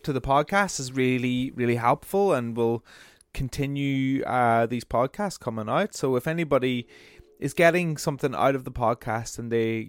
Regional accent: Brighton, South East England, United Kingdom; from Brighton, my hometown

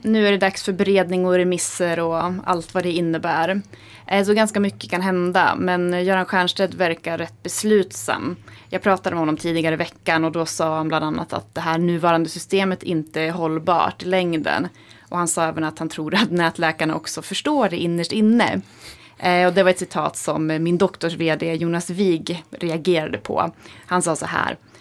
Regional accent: Hälsingland, Gävleborg County, Sweden; moved away; jag är hemma i Hälsingland

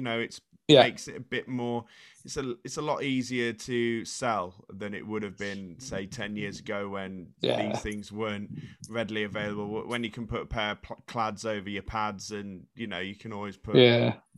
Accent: Shropshire, West Midlands, United Kingdom; also born or lived in Leeds; Shropshire, we like our things as they are, and change comes at a struggle

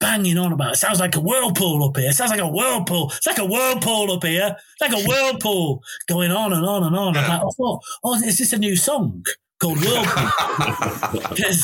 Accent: Altrincham, North West England, United Kingdom; I grew up in Altrincham

